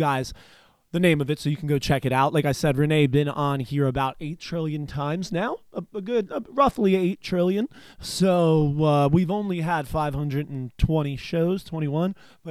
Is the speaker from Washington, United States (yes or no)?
no; New Jersey, United States; my home state of New Jersey